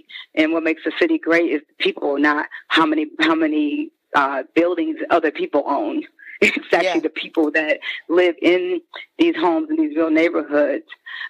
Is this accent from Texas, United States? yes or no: no; Detroit, Michigan, United States; moved away as an adult; also born or lived in Harlem, New York; now in Brooklyn, United States; But Detroit is home. I was, you know, born and raised, and spent my younger years in the D